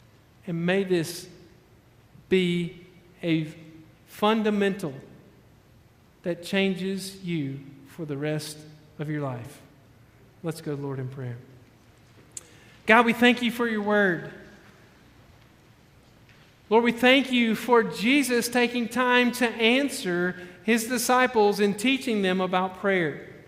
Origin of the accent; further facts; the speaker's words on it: Alabama, United States; You know, I came from Alabama. I know that as being like the tornado shelter.